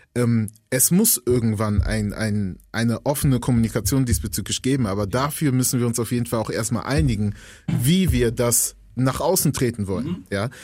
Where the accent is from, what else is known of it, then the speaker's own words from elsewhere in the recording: Germany; ich bin Deutscher